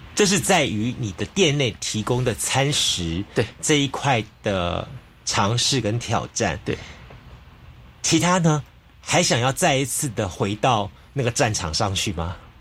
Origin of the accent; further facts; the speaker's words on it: Taiwan; 台湾我们长期以来自称是一个美食的一个国，国，王国